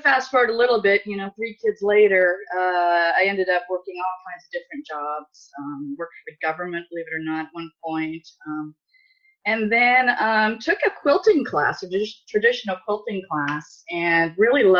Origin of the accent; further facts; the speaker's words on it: Southern California, United States; moved away as an adult; I grew up in Southern California